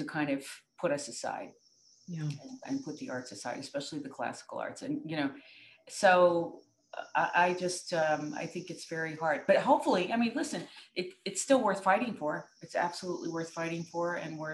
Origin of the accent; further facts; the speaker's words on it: New York, United States; I'm from New York State, and we had terrific music ed